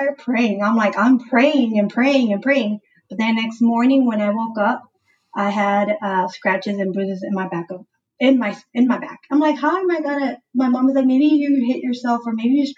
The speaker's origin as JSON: {"language": "English", "town": "Houston", "region": "Texas", "country": "United States", "tie": "born or raised there", "said": "Born and raised in Houston, Texas, but of course my family is from Mexico, San Luis Potosí."}